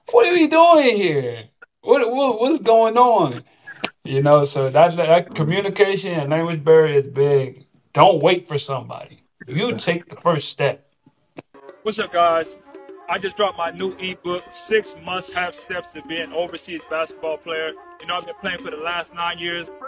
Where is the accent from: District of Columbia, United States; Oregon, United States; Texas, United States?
Texas, United States; now in Chile; Don't let that consume your mind as thinking that I'm just I'm coming from Texas and I'm automatically going to be on this.